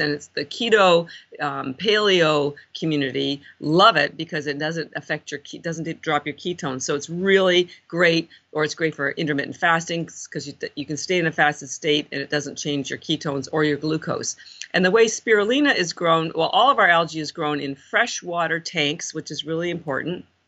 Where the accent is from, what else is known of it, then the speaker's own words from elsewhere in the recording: Canada; moved away as an adult; now in Boston, United States; I'm actually Canadian